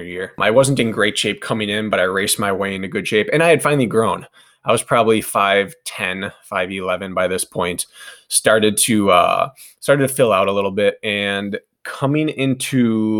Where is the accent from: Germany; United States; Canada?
United States; Wisconsin; born or raised there